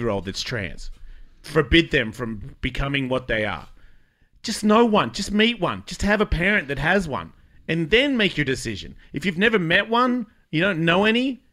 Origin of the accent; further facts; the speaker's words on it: Australia; moved away; I am Australian